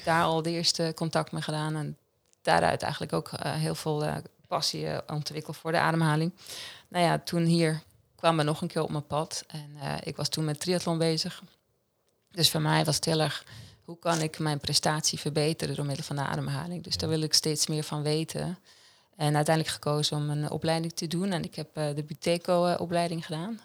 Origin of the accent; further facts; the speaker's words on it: Central Switzerland, Switzerland; Dutch is a second language; moved away as an adult; now in Netherlands; ik kom uit Centraal Zwitserland. het is dus het hartje van Zwitserland